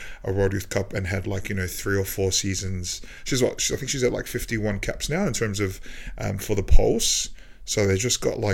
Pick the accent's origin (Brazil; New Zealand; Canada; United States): New Zealand; me being a Kiwi